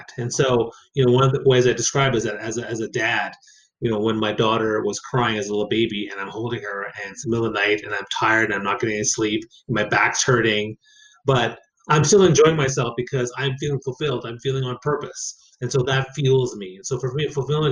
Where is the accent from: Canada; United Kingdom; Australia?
Canada; Saint John, New Brunswick; I grew up in New Brunswick on the East Coast